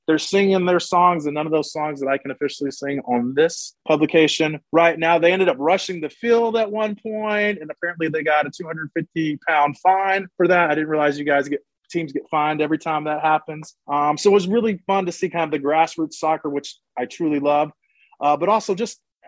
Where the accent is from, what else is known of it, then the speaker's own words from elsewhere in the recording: Atlanta, Georgia, United States; I'm from Atlanta, Georgia